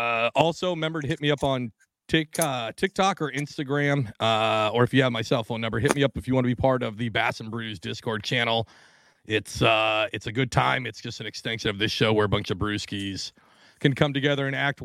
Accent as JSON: {"language": "English", "region": "Pacific Northwest", "country": "United States", "tie": "born or raised there", "said": "I grew up in the Pacific Northwest"}